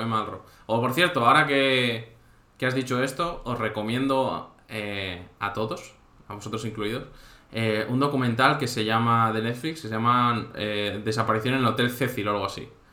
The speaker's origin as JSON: {"language": "Spanish", "town": "Santander", "region": "Cantabria", "country": "Spain", "also_born_or_lived": "Gandía", "moved": "yes", "lives_now": "Valencia, Spain", "said": "yo también soy de Santander"}